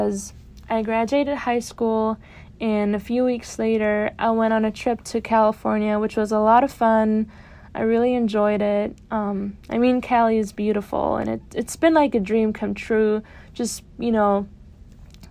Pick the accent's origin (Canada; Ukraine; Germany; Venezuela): Germany; moved away as an adult; now in near New York City, United States; I was born and raised in Germany, and I came to the United States in the fall of 2018 as a freshman.